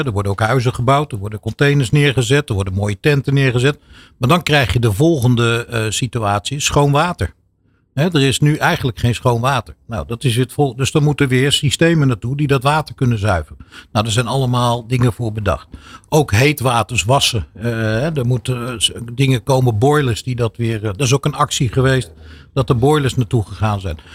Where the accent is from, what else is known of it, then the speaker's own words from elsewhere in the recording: Netherlands; also born or lived in Turkey (ancestry); wij als Nederlanders hè, en als Turkse Nederlanders